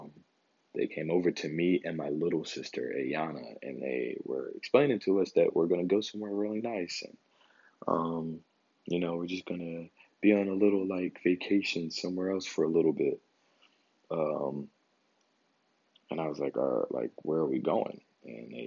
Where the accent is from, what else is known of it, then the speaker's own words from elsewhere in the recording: Philadelphia, Pennsylvania, United States; me growing up in North Philadelphia.